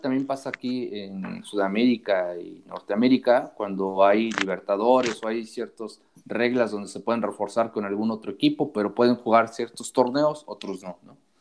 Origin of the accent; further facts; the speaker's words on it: Puebla, Mexico; como poblano